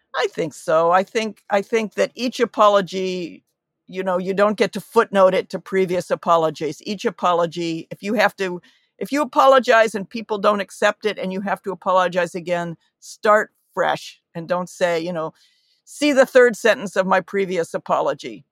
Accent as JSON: {"language": "English", "country": "United States", "said": "coming to this as an American"}